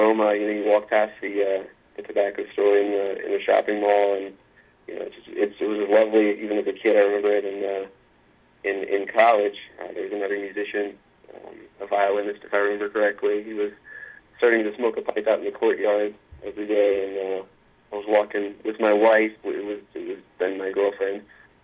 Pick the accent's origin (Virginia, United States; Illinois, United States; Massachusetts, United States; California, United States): Virginia, United States; Luray; I am from Virginia. I grew up in a small town called Luray, Virginia